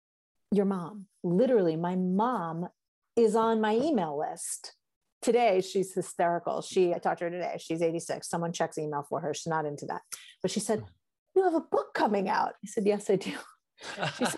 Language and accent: English; New York City, New York, United States; moved away as an adult; now in Western Massachusetts, United States; I come from New York City.